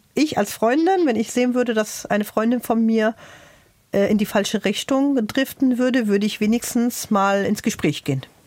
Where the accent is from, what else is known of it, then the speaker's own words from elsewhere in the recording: Germany; ich sage das jetzt nicht als Palästinenser, sondern als Deutsche